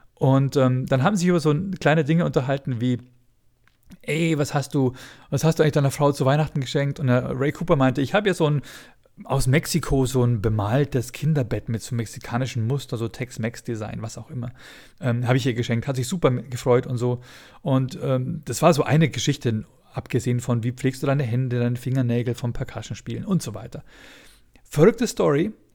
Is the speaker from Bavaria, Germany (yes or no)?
yes; Bavaria, Germany; ich als Bayer